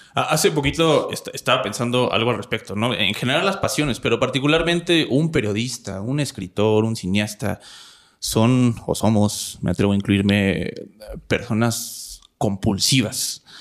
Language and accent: Spanish; Coacalco, State of Mexico, Mexico; yo soy de Cuacalco, de Cuacalco, ya ni sé decir bien el nombre de mi municipio. Yo vengo de allá, yo crecí allá